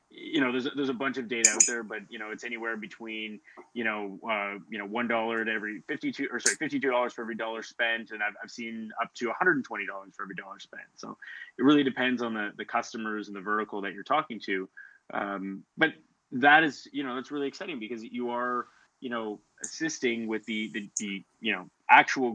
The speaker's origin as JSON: {"language": "English", "town": "Timmins", "region": "Ontario", "country": "Canada", "tie": "born or raised there", "also_born_or_lived": "Ottawa", "moved": "yes", "said": "I'm actually from Timmins, Ontario, originally. So I grew up there, which is about 8 hours north of Toronto."}